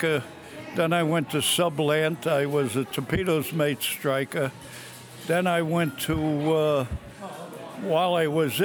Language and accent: English; New York City, New York, United States; moved away; Bronx, New York, originally